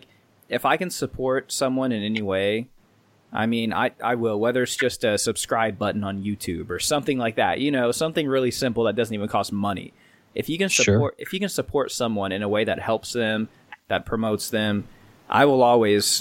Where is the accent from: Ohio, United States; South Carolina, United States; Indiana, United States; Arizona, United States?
Indiana, United States; We're from Indiana